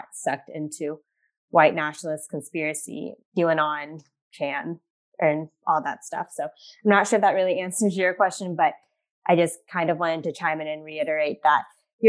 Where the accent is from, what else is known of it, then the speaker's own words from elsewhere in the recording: rural Kansas, United States; also born or lived in China; I'm adopted from China and my parents are both white. And I grew up in a town of 1,400 people, predominantly white area in rural Kansas